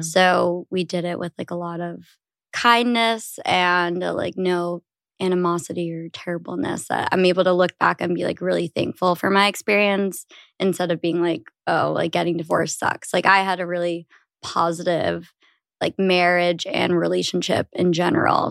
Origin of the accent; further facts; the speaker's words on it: New York, United States; I am thirty years old and I'm from New York, but the suburbs